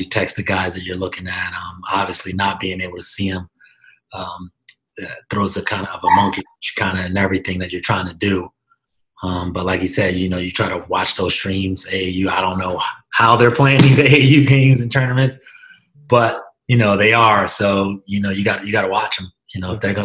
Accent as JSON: {"language": "English", "town": "Philadelphia", "region": "Pennsylvania", "country": "United States", "tie": "born or raised there", "also_born_or_lived": "Europe", "moved": "as an adult", "lives_now": "Hamilton, United States", "said": "I'm from Germantown. I grew up in the city, in the Germantown section of Philadelphia"}